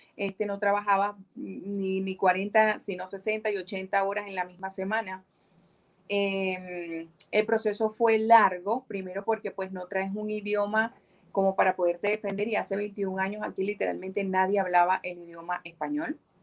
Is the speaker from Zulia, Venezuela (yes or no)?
yes; Maracaibo, Zulia, Venezuela; moved away as an adult; also born or lived in Cabimas, Venezuela; now in United States; Nací en Cabimas, Estado Zulia, ¿ok? Ah, pero me crié en Maracaibo. Eh, y bueno, 19 años pasé en Maracaibo hasta que me vine a los Estados Unidos.